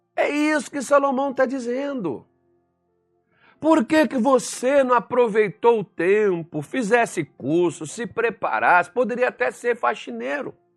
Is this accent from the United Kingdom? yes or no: no; Minas Gerais, Brazil; como bom mineiro